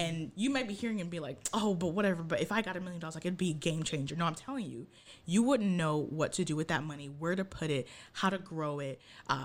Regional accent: Ghana; also born or lived in Japan; now in United States; I'm from Ghana.

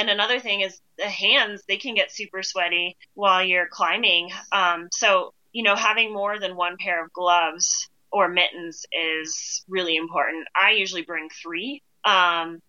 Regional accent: Ohio, United States; moved away; I grew up in Ohio

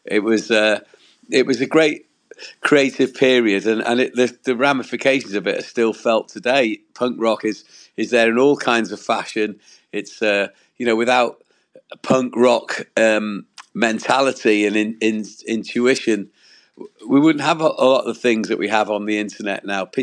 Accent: Wales, United Kingdom; I'm from Wales in the UK

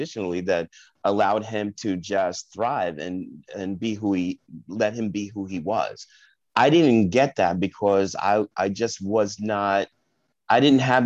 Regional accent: Park Ridge, New Jersey, United States; also born or lived in Englewood, New Jersey / Bronx, New York; we moved back to New Jersey, to a little town called Park Ridge

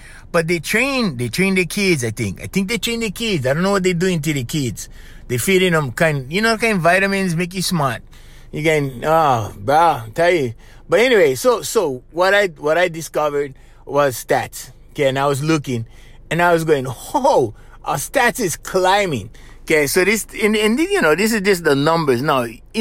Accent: Hawaii, United States; moved away; Maybe it was my island, you know, because I'm from Hawaii, right? We over here

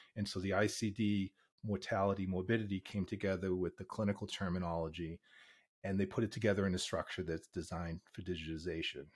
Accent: Boston, Massachusetts, United States; now in Pittsburgh, United States; I grew up in Boston, but I've been in Pittsburgh for fifteen years.

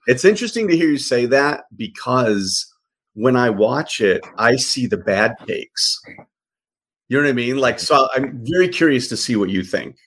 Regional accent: Chicago, Illinois, United States; moved away as an adult; also born or lived in Michigan; now in Los Angeles, United States; I was born and raised uh, on the south side of Chicago

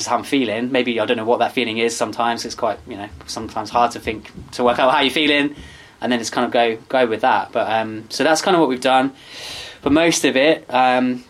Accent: Bristol, South West England, United Kingdom; moved away as an adult; now in Rochford, United Kingdom; I come from Bristol

